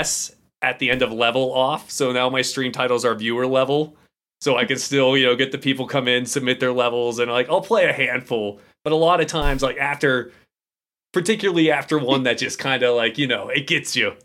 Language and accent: English; Pittsburgh, Pennsylvania, United States; I'm an idiot from Pittsburgh